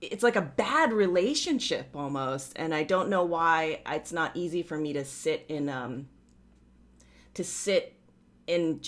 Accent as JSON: {"language": "English", "area": "Oahu", "region": "Hawaii", "country": "United States", "tie": "born or raised there", "said": "I grew up in Hawaii"}